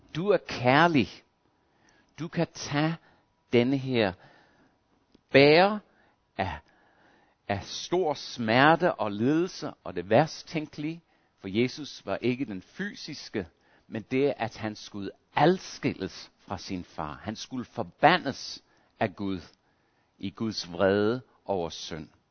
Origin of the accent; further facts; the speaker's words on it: Australia; moved away; Jeg voksede op i Australien